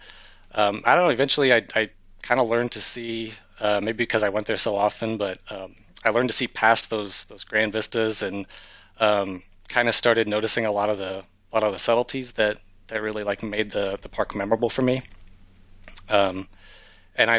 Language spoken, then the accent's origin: English; rural Iowa, United States; moved away as an adult; also born or lived in Baltimore / Washington, D.C. metro area; I was born and raised in rural Iowa